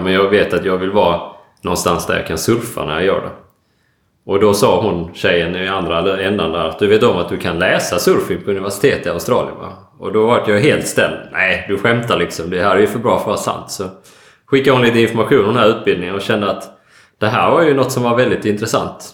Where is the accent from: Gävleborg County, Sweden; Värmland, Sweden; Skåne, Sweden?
Skåne, Sweden; Ängelholm; also born or lived in Stavanger; now in Gothenburg, Sweden; Jag är, eh, född och uppväxt i Ängelholm och, eh, bor nu i Göteborg.